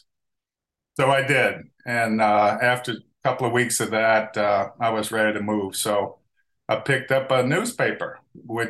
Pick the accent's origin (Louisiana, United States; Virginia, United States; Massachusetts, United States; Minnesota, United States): Louisiana, United States; New Orleans; growing up in New Orleans, you automatically grow up with a tremendous food heritage